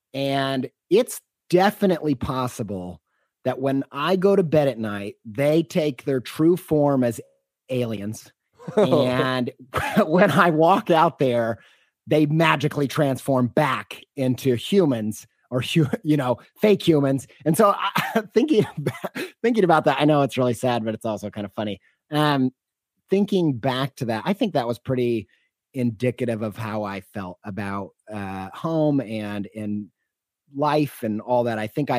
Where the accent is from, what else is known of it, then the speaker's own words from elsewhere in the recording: Indiana, United States; also born or lived in Western New York; I grew up in Southern Indiana, but we moved around a lot. So I don't really have a place that feels like home.